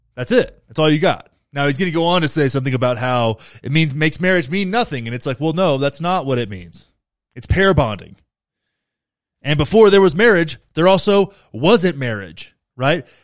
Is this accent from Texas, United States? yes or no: yes; Texas, United States; I'm from Texas